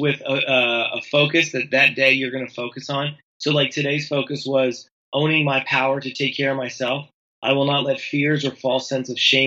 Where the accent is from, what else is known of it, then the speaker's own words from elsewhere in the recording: Tennessee, United States; I'm from Tennessee. We do a lot of fire pits around here.